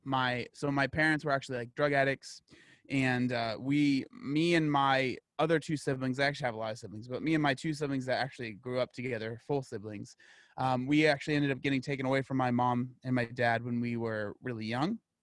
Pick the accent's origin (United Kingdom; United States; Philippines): United States; San Diego, California; I'm born and raised in San Diego, California